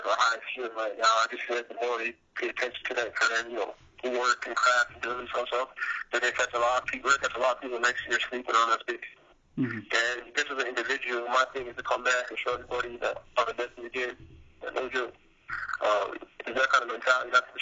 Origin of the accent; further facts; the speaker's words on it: Toronto, Ontario, Canada; moved away; I'm from Toronto